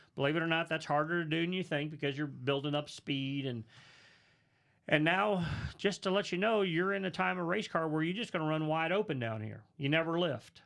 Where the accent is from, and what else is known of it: St. Louis, Missouri, United States; born or raised there; moved away